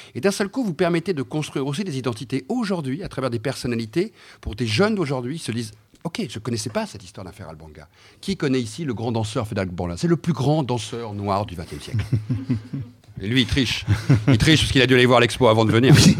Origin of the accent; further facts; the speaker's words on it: Brittany, France; je suis breton